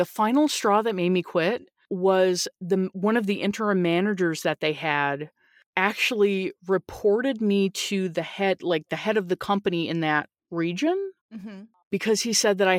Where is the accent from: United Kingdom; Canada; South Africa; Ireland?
Canada; Newfoundland and Labrador; born there; because I was born in Newfoundland, Canada, and it's a very small place and people know people